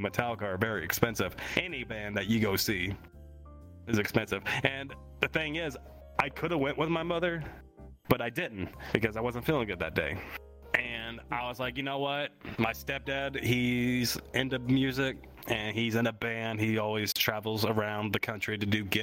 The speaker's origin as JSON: {"language": "English", "region": "the South", "country": "United States", "said": "we are from the South"}